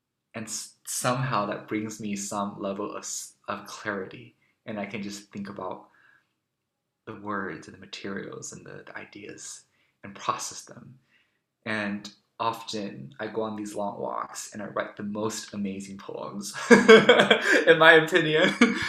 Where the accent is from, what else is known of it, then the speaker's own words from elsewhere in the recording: Taiwan; So for example, I grew up in Taiwan. So when I do go back to Taiwan during break time and maybe just for a short amount of time, I'm this visitor, I'm this guest